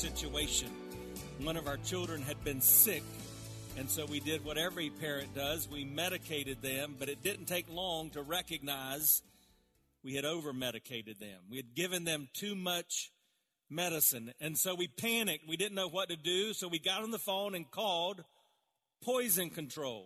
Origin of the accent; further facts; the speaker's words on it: South Carolina, United States; I grew up around in South Carolina